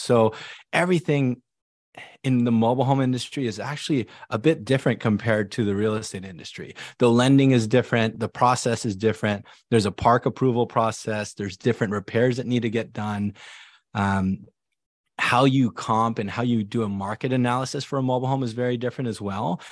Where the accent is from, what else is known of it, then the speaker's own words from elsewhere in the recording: Silicon Valley, California, United States; I came over here as an immigrant family. It was, it was just me, my mom, my dad, my younger sister, and we grew up in the Silicon Valley